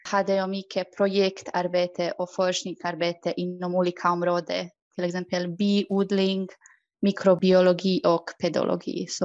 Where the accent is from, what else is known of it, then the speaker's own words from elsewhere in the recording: Croatia; Swedish is a second language; moved away as an adult; now in Sweden; Jag är från Kroatien.